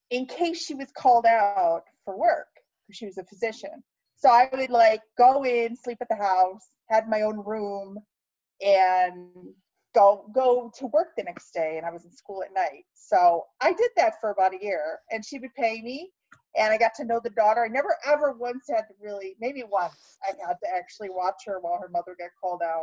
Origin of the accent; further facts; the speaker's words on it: Ohio, United States; moved away; I'm originally from Ohio